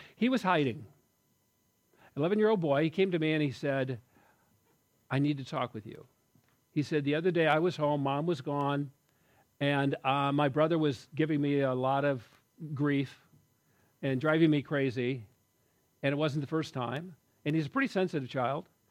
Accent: United States; I'm an American guy, rugged individualist

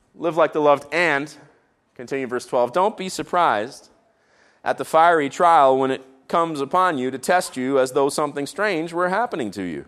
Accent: Canada; I tried to speak the French I learned in our Canadian school system

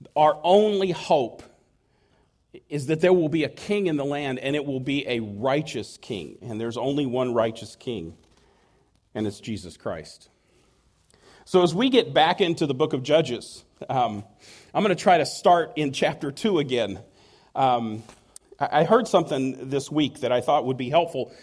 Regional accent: United States; I could not have been more proud to have been an American.

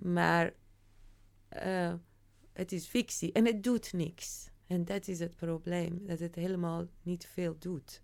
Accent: Iran; now in Netherlands; deel van mij die wel in Iran is opgegroeid

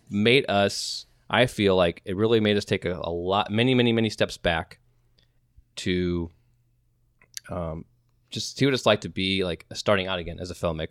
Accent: Midwest, United States; we're from the Midwest

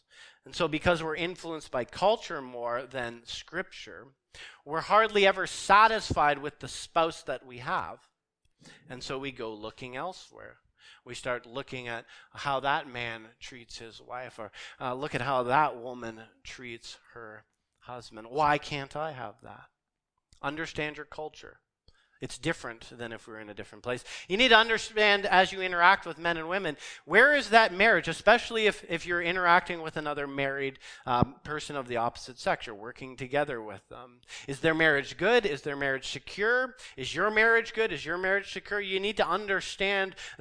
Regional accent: Canada; here we understand our Canadian culture. As Canadian Christians, we live in a hyper-sexualized and a hyper-romanticized culture

